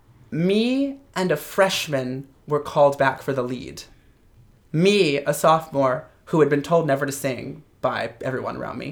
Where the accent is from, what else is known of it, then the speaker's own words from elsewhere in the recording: Louisville, Kentucky, United States; moved away; Originally, I'm from Kentucky. I was born in Louisville.